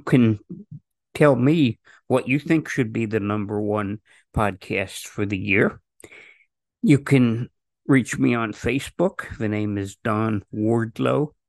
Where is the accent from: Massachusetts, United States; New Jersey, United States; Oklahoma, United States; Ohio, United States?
New Jersey, United States; growing up in Jersey